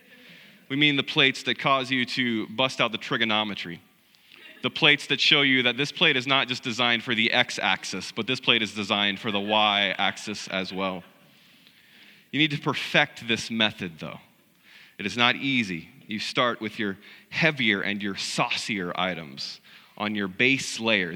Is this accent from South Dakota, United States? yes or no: no; South Central Missouri, United States; I grew up in South Central Missouri in a small rural country church